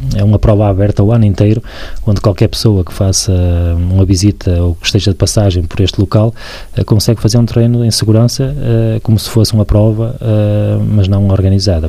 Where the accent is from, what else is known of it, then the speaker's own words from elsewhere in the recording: Barcelos, Norte, Portugal; Sou de Barcelos